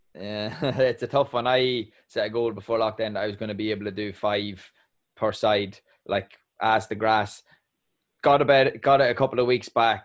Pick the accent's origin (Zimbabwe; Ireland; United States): Ireland; an Irishman